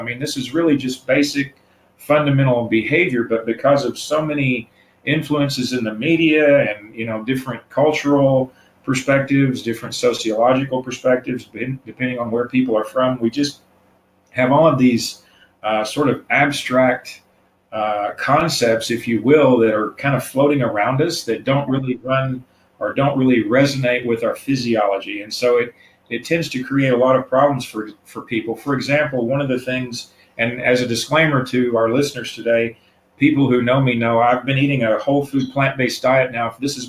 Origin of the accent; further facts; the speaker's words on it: the South, United States; And being a Southerner, I mean, I'm the kind of person who grew up eating beef at every meal every day.